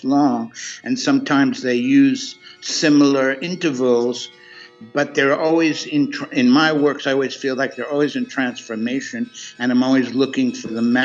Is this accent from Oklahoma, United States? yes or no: no; New York City, New York, United States; moved away as an adult; also born or lived in California; I started early in New York City. I was born in Brooklyn, and I went to a whole lot of different schools in New York City.